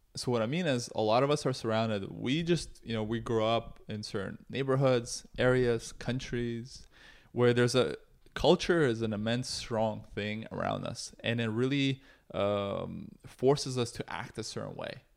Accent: Toronto, Ontario, Canada; also born or lived in Russia; I'm an immigrant from Russia who grew up in Canada

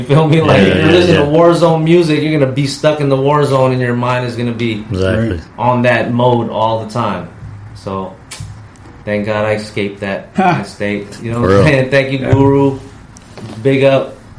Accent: California, United States; growing up in the South of Market area in the hood.

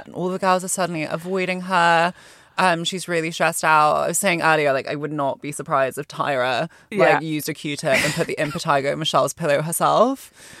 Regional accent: Hong Kong; moved away as an adult; also born or lived in Malaysia; now in United Kingdom; because I didn't grow up in the UK, I grew up in Hong Kong and Malaysia, and so my diet of television was, like, more American reality TV.

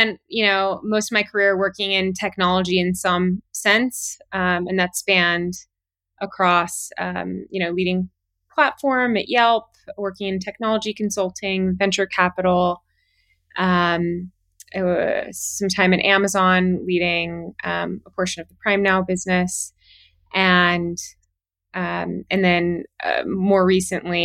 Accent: Southern California, United States; also born or lived in Miami, Florida; I was born in Miami and moved over to California when I was 5. So pretty early on in life, and spent most of my youth in Southern California.

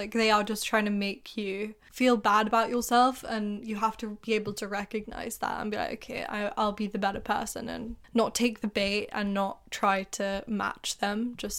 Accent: England, United Kingdom; because I remember you guys used to do it to me too, like about being English, and I was like, what sense does that even make? You're making fun of me for being English.

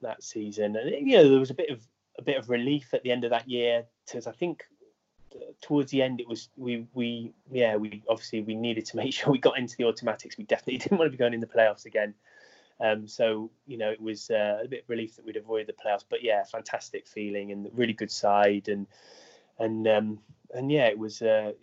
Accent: Bristol, South West England, United Kingdom; also born or lived in Northampton; I'm from Bristol, so we wanted to get back to the southwest

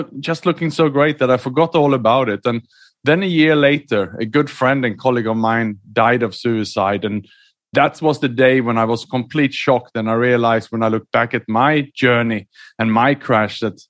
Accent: Sweden; moved away; also born or lived in Australia / Southeast Asia / London; I was born in Sweden, educated in Australia, and then I lived and worked mainly in Southeast Asia the last 15 years.

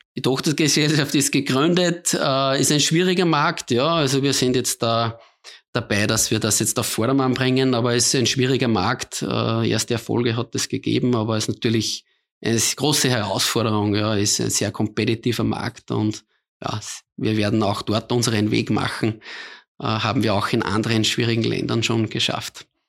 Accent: Austria; als Österreicher

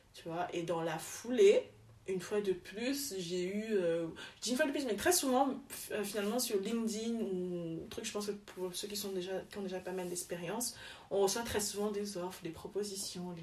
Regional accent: Douala, Littoral, Cameroon; moved away as an adult; also born or lived in Yaoundé / France / Zaventem, Belgium; now in Belgium; je suis camerounaise de Douala, où je suis, donc je suis née à Yaoundé, mais j'ai grandi à Douala

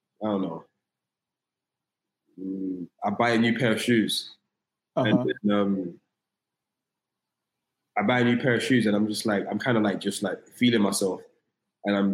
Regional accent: London, United Kingdom; moved away as an adult; now in United States; just born in London, Tottenham, North London, like rough area.

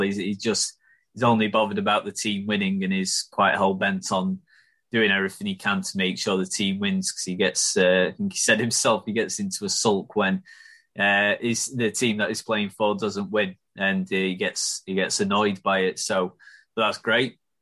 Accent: Chesterfield, East Midlands, United Kingdom; I'm from Chesterfield uh, and I support them

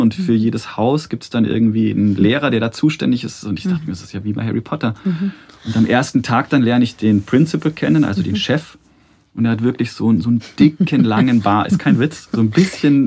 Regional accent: Munich, Bavaria, Germany; ich bin in München geboren und mhm. ähm, in der Nähe des äh, Eislaufstadions am Ostpark, habe in Perlach gewohnt

